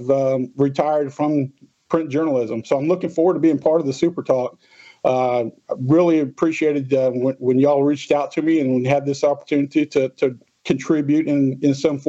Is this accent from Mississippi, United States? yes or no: yes; Orange Grove, Mississippi, United States; also born or lived in Linden, Alabama; I grew up in Orange Grove, went to Harrison Central, graduated in 83